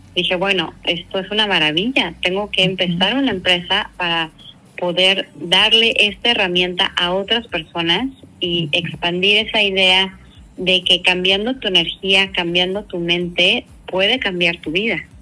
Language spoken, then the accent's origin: Spanish; Mexico City, Mexico; moved away as an adult; also born or lived in Australia; yo soy originaria de la Ciudad de México